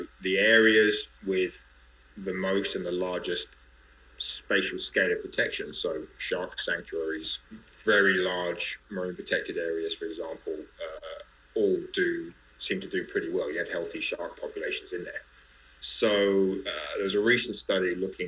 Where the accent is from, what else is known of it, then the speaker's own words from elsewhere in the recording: Greece; I come from Greece